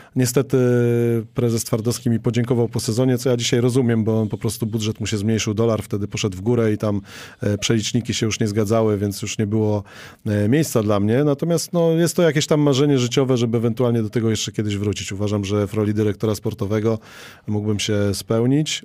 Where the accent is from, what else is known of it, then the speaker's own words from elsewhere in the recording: Toruń, Kuyavian-Pomeranian Voivodeship, Poland; ja jestem z Torunia